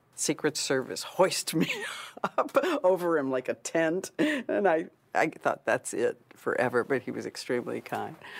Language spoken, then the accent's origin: English; Louisville, Kentucky, United States; my mom and my dad decided to move to the big city. So they moved to Louisville.